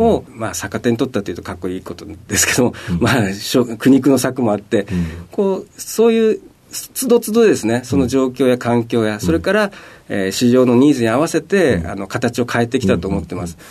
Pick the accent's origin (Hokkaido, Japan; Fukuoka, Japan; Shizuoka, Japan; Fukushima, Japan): Fukushima, Japan; Iwaki; also born or lived in Nishinomiya, Hyogo; 生まれはあの兵庫県の西宮なんですけれども、えーまあ、10歳から、まあ、思春期を過ごしたのはあの福島県のいわき市というところで